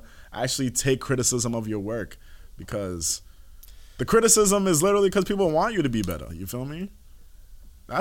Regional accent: Malden, Massachusetts, United States; I'm from Malden

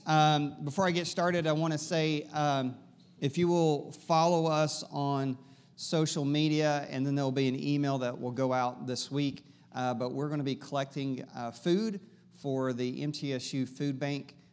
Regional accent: East Tennessee, United States; I'm from East Tennessee

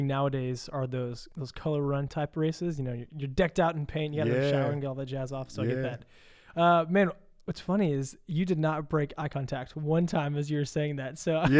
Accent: Louisville, Kentucky, United States; I'm actually from Louisville.

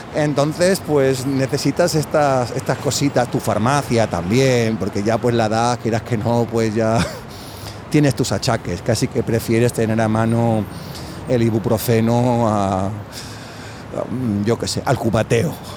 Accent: Sueca, Valencian Community, Spain; now in Valencia, Spain; En mi pueblo también, en Sueca

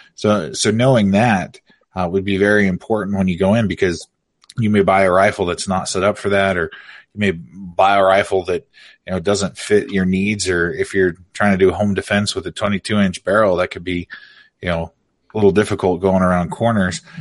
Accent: Oregon, United States; I'm an Oregon boy. I grew up in Oregon

